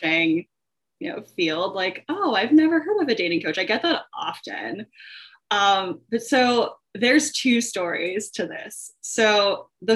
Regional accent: Long Beach, California, United States; now in Chicago, United States; I am originally from Long Beach, California, but I now reside in Chicago, Illinois

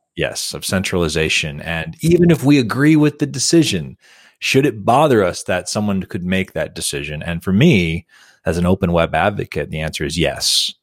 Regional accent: United States; for me as an American

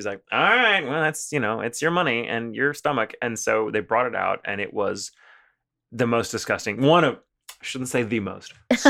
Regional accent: the South, United States; for me, a little white American boy growing up in the South

